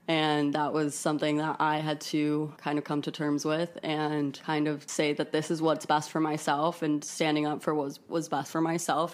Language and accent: English; Miami, Florida, United States; moved away as an adult; now in New York City, United States; I've lived in my a city my whole life, first of all, um, because I'm, I am from Miami.